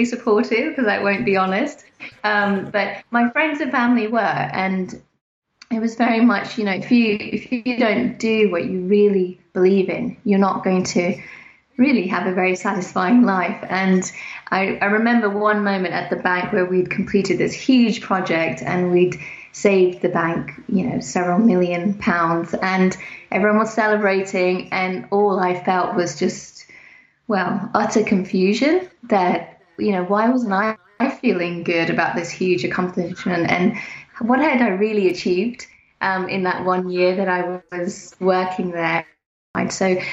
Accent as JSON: {"language": "English", "country": "United Kingdom", "tie": "born or raised there", "also_born_or_lived": "Pakistan / New York", "said": "I was born in Pakistan back in the 70s, and my dad actually was a banker. So we had the opportunity to move to the United Kingdom. And so I moved over when I was 3 years old and have been in the UK pretty much since then"}